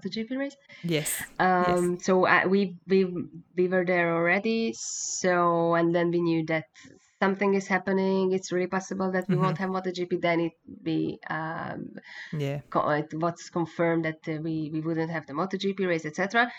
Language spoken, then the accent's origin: English; Hungary; English is a second language